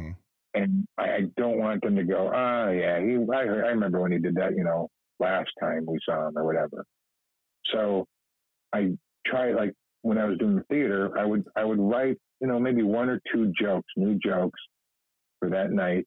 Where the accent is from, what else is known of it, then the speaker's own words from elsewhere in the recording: East Chicago, Indiana, United States; moved away as an adult; also born or lived in Los Angeles; I'm a kid from East Chicago. I grew up, you know, my dad was a cop